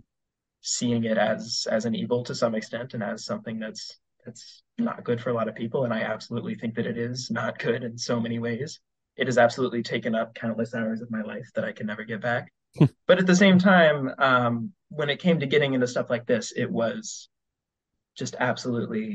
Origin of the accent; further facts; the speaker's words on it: Western Virginia, United States; moved away as an adult; also born or lived in Ohio; now in Oberlin, United States; I'm currently a student at Oberlin College in Ohio, but I'm from Western Virginia.